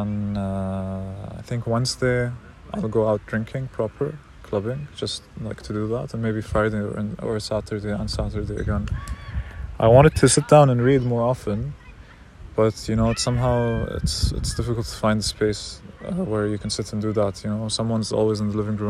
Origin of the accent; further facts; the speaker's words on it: Palestine; I'm Palestinian